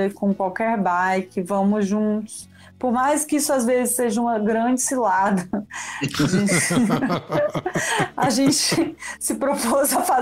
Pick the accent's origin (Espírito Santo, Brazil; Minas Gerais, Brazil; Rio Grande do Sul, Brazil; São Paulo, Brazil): Espírito Santo, Brazil; eu sou capixaba e também não sei traduzir lambi de outra forma.